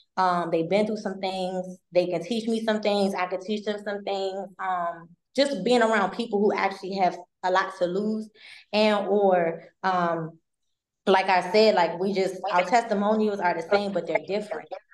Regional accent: Maryland, United States; I'm not from Baltimore, but in Maryland

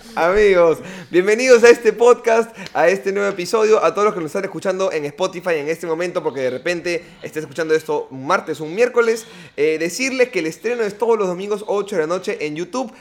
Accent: Peru; Somos tres comediantes peruanos

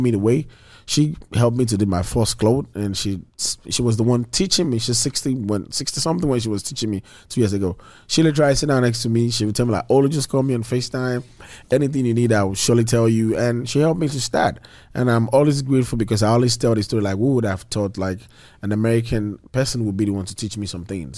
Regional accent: Nigeria; moved away as an adult; also born or lived in Malaysia; now in United States; back in Nigeria

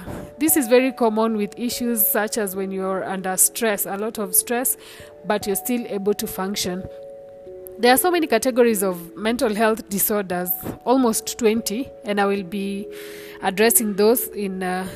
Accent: Kenya; I am a Kenyan, so there will be a lot of Swahili words in there

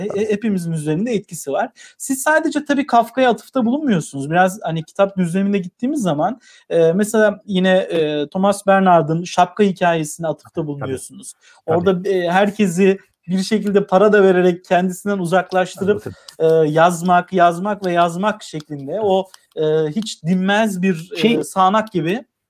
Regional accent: Tokat, Turkey; ben Tokatlıyım

